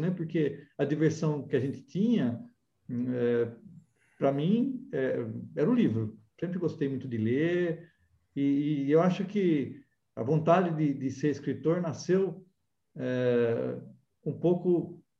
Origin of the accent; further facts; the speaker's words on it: Amparo, São Paulo, Brazil; Na verdade, eu sou paulistano. Ah, é? São Paulo. É, ah, é, mas você se criou em Amparo